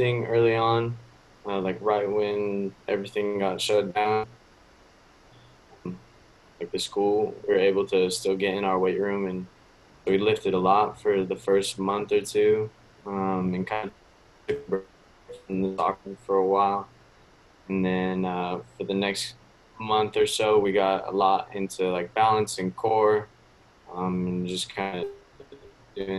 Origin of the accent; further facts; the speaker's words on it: Washington, United States; also born or lived in Minnesota; now in Fort Myers, United States; I'm originally from Washington State, but my parents live in Minnesota now